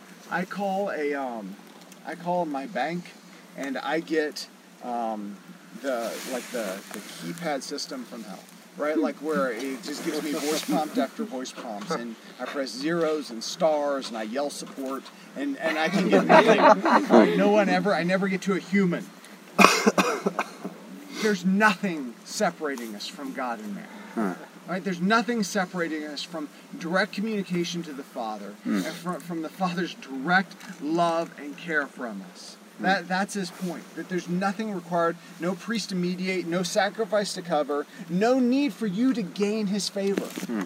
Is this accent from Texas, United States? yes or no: no; Georgia, United States; I grew up in Georgia. If you hear me talk long enough, you'll hear me use y'all.